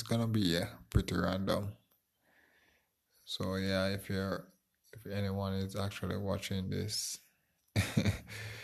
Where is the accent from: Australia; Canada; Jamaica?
Jamaica; I'm from Jamaica.